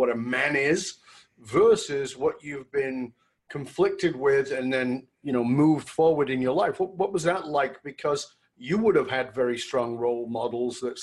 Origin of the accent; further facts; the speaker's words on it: Australia; moved away; I came from Australia.